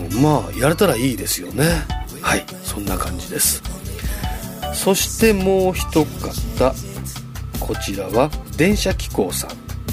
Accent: Chofu, Tokyo, Japan; 僕の地元調布なんですけども

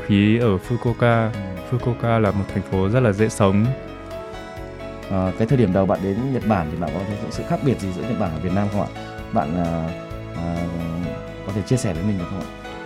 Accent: Vietnam; đến từ Việt Nam

